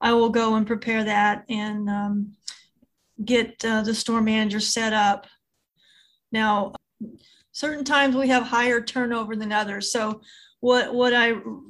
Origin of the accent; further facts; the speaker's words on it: Southern Illinois, United States; now in Texas, United States; I'm originally from Southern Illinois, but I've lived in Texas more than half my life.